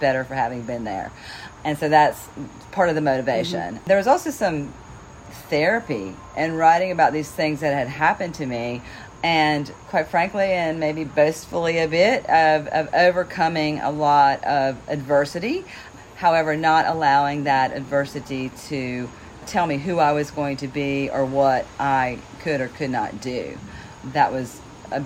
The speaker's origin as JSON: {"language": "English", "region": "North Carolina", "country": "United States", "moved": "yes", "lives_now": "York, United States", "said": "as you can probably tell, I'm originally from North Carolina, but I live in Pennsylvania."}